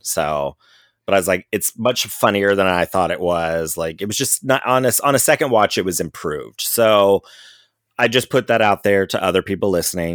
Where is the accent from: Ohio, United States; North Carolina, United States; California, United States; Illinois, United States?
Ohio, United States; Cincinnati; moved away; I'm from Cincinnati